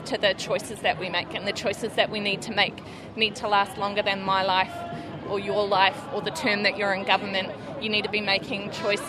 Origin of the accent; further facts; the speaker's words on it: Wellington, New Zealand; I'm not from Taranaki, I'm from Wellington.